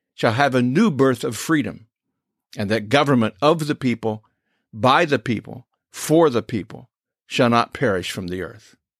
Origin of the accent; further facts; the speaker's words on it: United States; I was born here to American parents